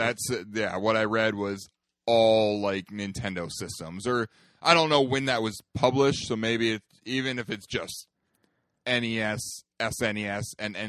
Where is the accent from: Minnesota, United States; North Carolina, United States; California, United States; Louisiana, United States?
Minnesota, United States; we are from Minnesota